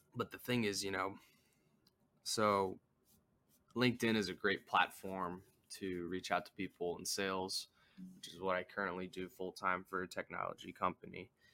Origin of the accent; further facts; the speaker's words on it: United States; as an American